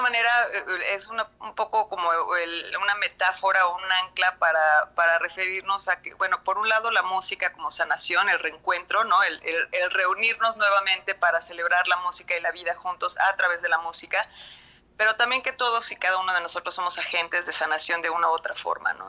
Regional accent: Mexico; en México

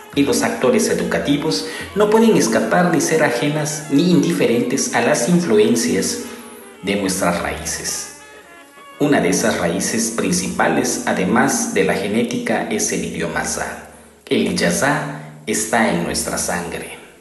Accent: Juchitán de Zaragoza, Oaxaca, Mexico; heroica ciudad de Uchitán de Zaragoza, Oaxaca, de donde soy originario.

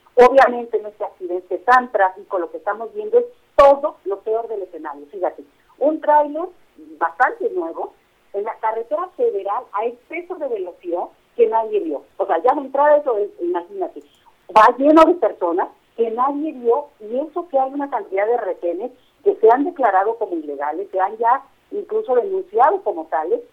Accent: Mexico

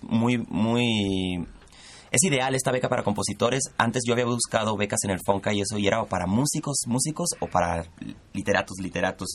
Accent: Culiacán, Sinaloa, Mexico; moved away as an adult; Soy de Culiacán, Sinaloa

